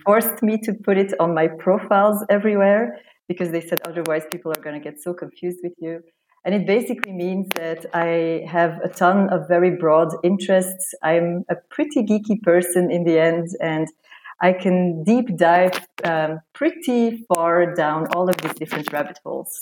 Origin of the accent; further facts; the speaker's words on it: Belgium; moved away as an adult; also born or lived in Romania / Hamburg, Germany; now in Madrid, Spain; I was born in Romania. Uh, I was raised in Belgium, uh, where I lived most of my life